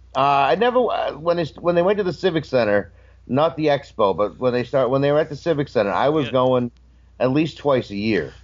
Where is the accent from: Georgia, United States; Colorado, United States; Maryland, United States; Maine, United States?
Maine, United States; I'm from Maine.